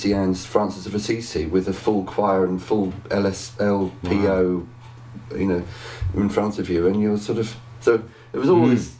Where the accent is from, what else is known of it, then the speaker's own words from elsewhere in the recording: Berkhamsted, East of England, United Kingdom; my hometown, Berkhamsted